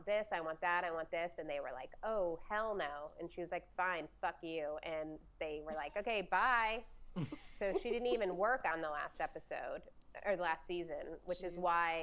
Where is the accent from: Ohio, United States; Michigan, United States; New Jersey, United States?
Ohio, United States; now in Topanga Canyon, United States; I'm from Ohio